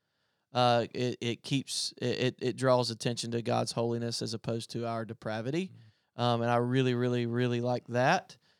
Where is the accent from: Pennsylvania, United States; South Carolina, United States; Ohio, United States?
South Carolina, United States; Tigerville; I grew up in Greenville, South Carolina. I actually grew up in a place called Tigerville, South Carolina, which is literally a crossroads, and North Greenville University is there.